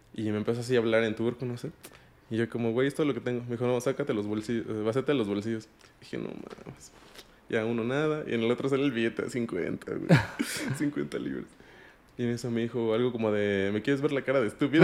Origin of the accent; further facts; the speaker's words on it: Mexico; moved away as an adult; also born or lived in Amsterdam, Netherlands; yo soy mexicano